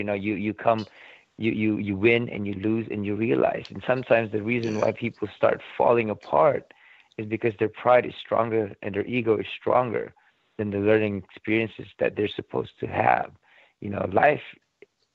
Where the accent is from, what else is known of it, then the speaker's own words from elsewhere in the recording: Philippines; I'm Filipino